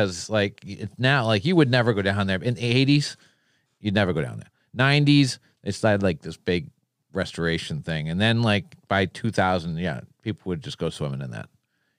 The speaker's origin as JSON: {"language": "English", "town": "Quincy", "country": "United States", "tie": "born or raised there", "said": "That's my hometown."}